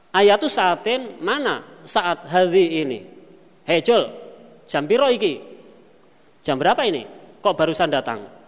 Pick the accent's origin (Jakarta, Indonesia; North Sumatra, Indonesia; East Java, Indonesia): East Java, Indonesia; Kediri; saya lahir di Pondok